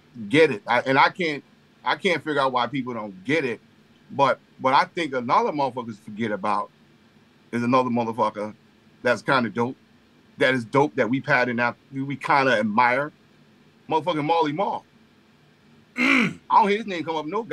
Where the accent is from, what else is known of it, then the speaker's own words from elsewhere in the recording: Long Island, New York, United States; growing up on Long Island